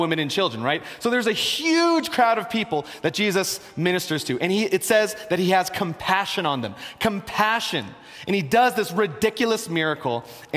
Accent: Philadelphia, Pennsylvania, United States; I'm from Philadelphia.

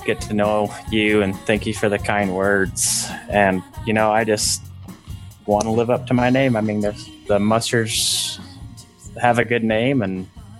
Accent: Hildale, Utah, United States; also born or lived in Sandy, Utah; my dad moved his family from Salt Lake to Hilldale, Utah. And I grew up in Hilldale, Utah, my whole young adult and growing up life. And when I was 18, I ended up leaving that religion and striking out on my own.

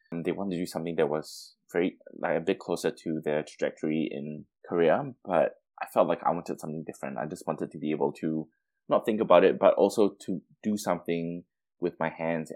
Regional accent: Singapore; moved away as an adult; now in Melbourne, Australia; So I was born and raised in Singapore, and I came to Melbourne primarily to finish off my university degree in architecture.

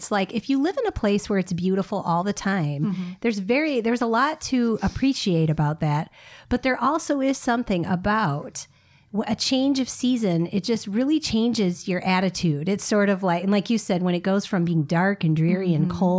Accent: Iowa, United States; moved away; I remember even just growing up in Iowa

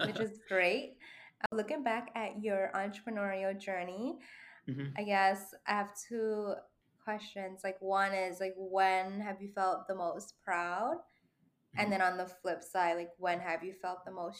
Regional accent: New York City, New York, United States; coming from the Lower East Side as well, I feel like there's definitely this vibe, this like tight-knit community, and that's why like I'm such a New Yorker

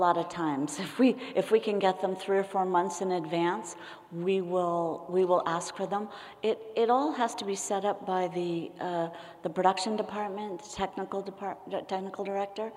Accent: San Francisco, California, United States; I grew up in San Francisco

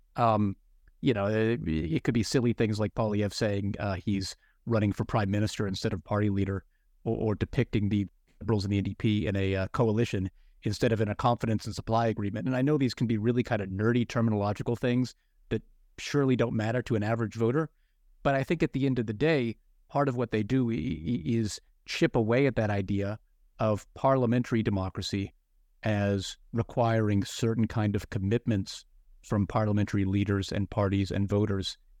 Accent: United States; moved away as an adult; now in Canada; growing up in America

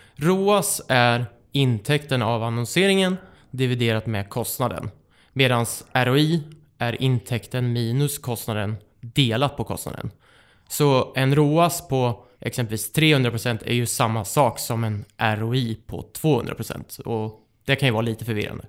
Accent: Västervik, Kalmar County, Sweden; accent: Småland dialect; now in Stockholm, Sweden; Jag är en glad smålänning, uppvuxen i Västervik. Och det hör ni säkert på min underbara dialekt

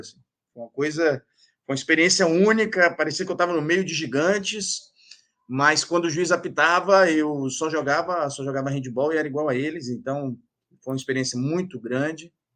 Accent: Teixeira de Freitas, Bahia, Brazil; moved away as an adult; now in Porto Seguro, Brazil; vivi em Teixeira de Freitas a minha infância e adolescência toda

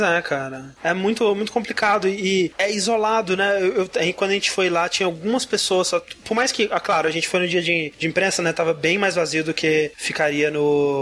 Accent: Brazil; eu nunca saí do Brasil

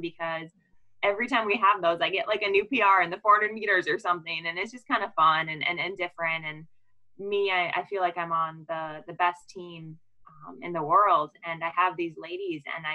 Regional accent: Waukesha, Wisconsin, United States; We're actually both from Waukesha

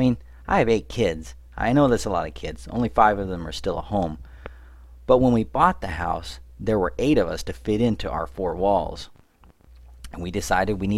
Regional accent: United States; I'm an American

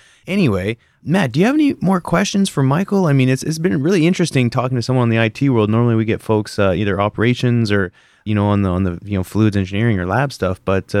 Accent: Canada; moved away; being the Canadian that I am

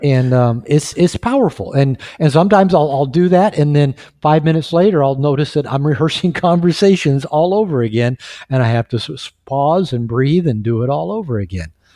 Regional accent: United States; now in Mexico; I'm, I'm from the United States. We live in Mexico

